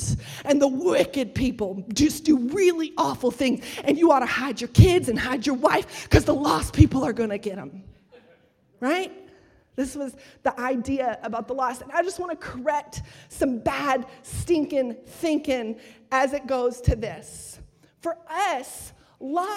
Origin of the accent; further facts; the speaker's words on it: Texas, United States; accent: Texas; my Texas accent